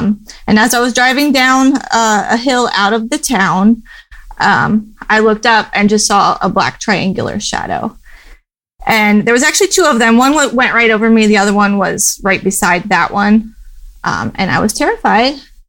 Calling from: New Market, Virginia, United States; I am in New Market, Virginia, which is in the beautiful Shenandoah Valley.

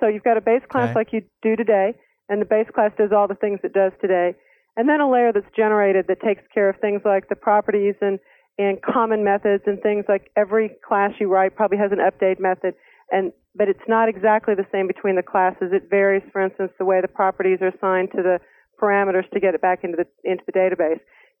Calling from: Fort Collins, Colorado, United States; Fort Collins, Colorado.

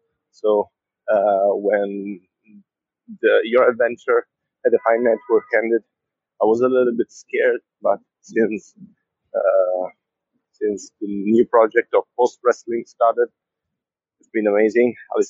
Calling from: Naples, Campania, Italy; I am from Naples, Italy, and I listen to you.

